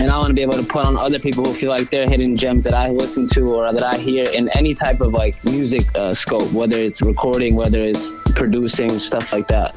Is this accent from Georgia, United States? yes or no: yes; Gwinnett County, outside Atlanta, Georgia, United States; moved away as an adult; also born or lived in Malden, Massachusetts; now in Boston, United States; I grew up in Gwinnett County